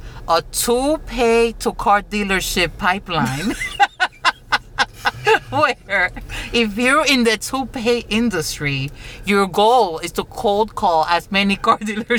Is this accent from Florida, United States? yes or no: yes; Florida, United States; we're from Florida